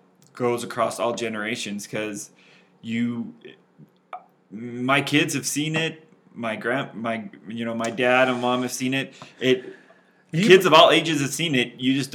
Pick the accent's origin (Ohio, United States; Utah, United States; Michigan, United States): Utah, United States; I have grown up in Utah my whole life